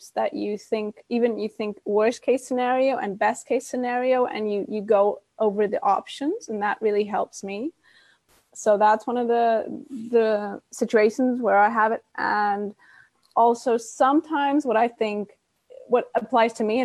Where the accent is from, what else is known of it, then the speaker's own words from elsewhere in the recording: Cyprus; also born or lived in Germany; now in Mallorca, Spain; I'm actually from Cyprus, but my mom's German. And well, I grew up in Cyprus and we moved to Germany